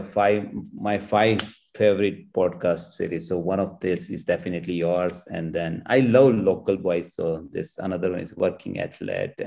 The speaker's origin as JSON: {"language": "English", "region": "Gujarat", "country": "India", "tie": "born or raised there", "moved": "yes", "lives_now": "Bangalore, India", "said": "my hometown villages"}